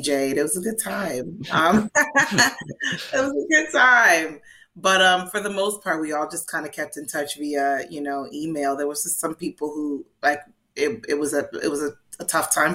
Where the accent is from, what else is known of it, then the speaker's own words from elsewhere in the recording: New York City, New York, United States; I'm a New Yorker